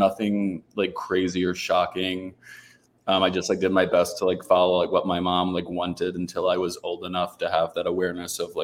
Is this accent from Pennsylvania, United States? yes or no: yes; Philadelphia, Pennsylvania, United States; moved away as an adult; also born or lived in Washington, D.C.; now in Florida, United States; I grew up around Philly, like I said, 40 minutes out